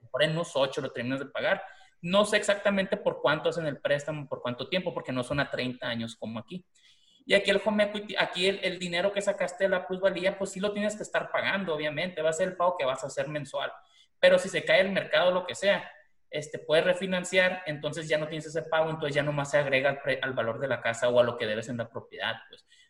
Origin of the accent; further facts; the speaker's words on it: Mazatlán, Sinaloa, Mexico; now in Tucson, United States; yo que soy de Mazatlán, por ejemplo, ¿no? Pero vivo aquí en Tucson